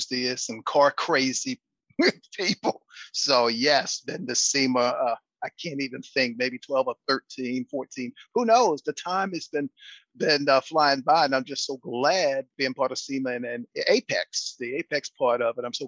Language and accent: English; East Coast, United States; now in Houston, United States; I grew up with snow up to my belly button growing up on the East Coast